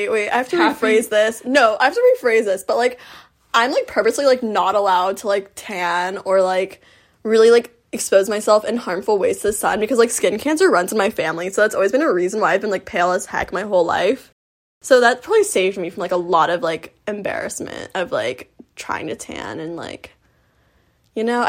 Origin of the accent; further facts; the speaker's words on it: Florida, United States; I'm from Florida